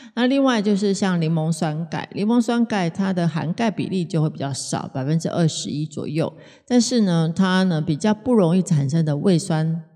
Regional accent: Taiwan; 我们台湾真正的有三大疾病呢，

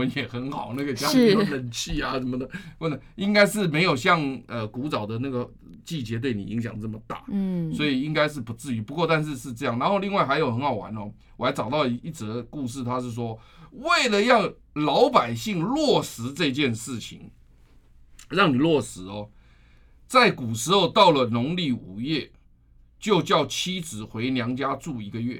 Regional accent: Taiwan; 所以因此你记不记得我们台湾人有一句话说，来刮天也杀哈，端午节之前不要收。

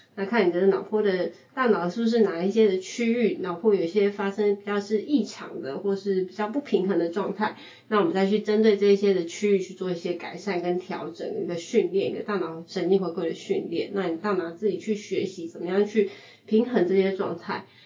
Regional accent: California, United States; moved away as an adult; now in Taiwan; 我是在美国长大

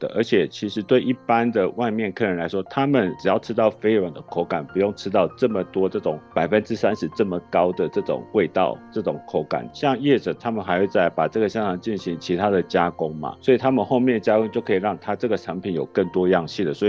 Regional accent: Taiwan; 我们台湾人还是很。诚实的

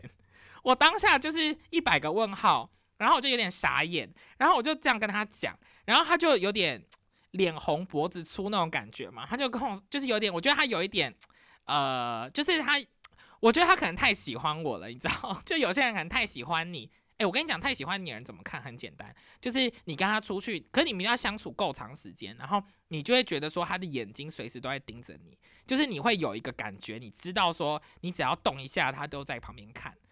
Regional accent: Taiwan; also born or lived in New York; now in Michigan, United States; 快可丽就是我小时候在台湾可能会看到的真奶店

